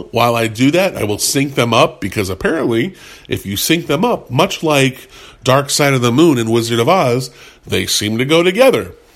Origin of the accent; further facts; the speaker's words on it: United States; I'm an I'm an American, a, a white American in the 2010s